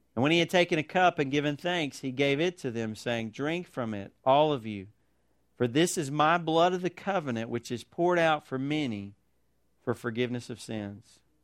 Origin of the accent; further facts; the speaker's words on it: United States; as Christians, as American Christians